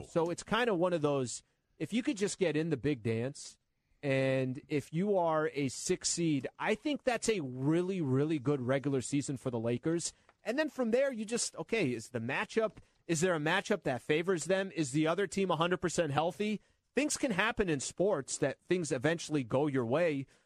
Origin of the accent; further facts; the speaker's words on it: San Diego, California, United States; now in Los Angeles, United States; I'm from San Diego